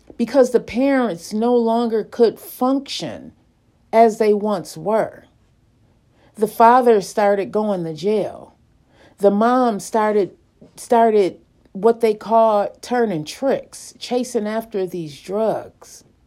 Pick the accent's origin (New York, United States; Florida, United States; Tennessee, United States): New York, United States; Lackawanna; growing up in the Dorothy Glover Projects in Lackawanna, New York